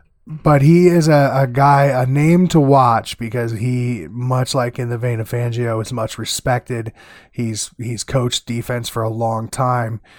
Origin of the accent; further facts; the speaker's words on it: Iowa, United States; here in my home state